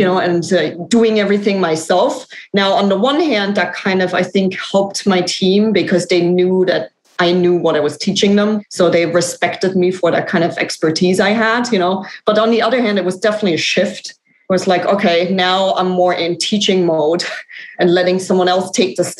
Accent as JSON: {"language": "English", "country": "Germany", "moved": "as an adult", "lives_now": "United States", "said": "I'm actually from Germany. So I thought I'd come to the US for 2 or 3 years and now it's been, you know, 17"}